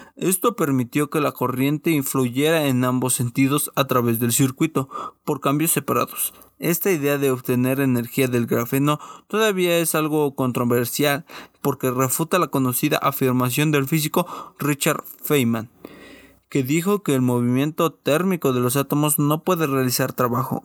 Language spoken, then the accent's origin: Spanish; Mexico; Como buen mexicano